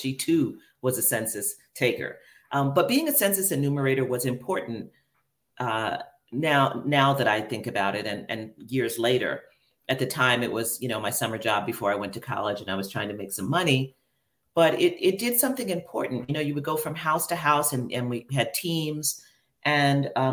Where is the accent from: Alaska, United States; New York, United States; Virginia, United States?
New York, United States; New York City; I grew up in Queens, New York